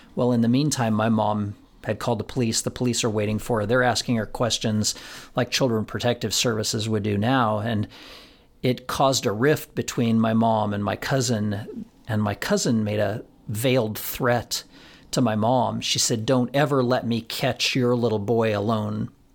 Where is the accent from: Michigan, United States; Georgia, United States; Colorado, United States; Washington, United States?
Colorado, United States; Florence; in my hometown of Florence, Colorado